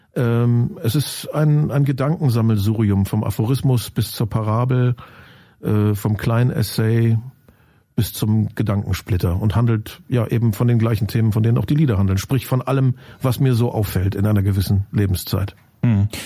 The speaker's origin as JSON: {"language": "German", "country": "Germany", "tie": "born or raised there", "also_born_or_lived": "Lusatia", "said": "Ich habe ja nur behauptet, dass ich die Herkunft habe. Aufgewachsen bin ich ja im Westen"}